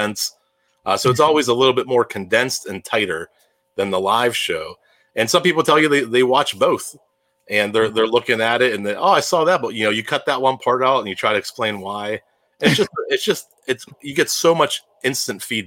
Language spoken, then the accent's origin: English; Pittsburgh, Pennsylvania, United States; You can tell I'm from Pittsburgh. I can tell I'm saying hour.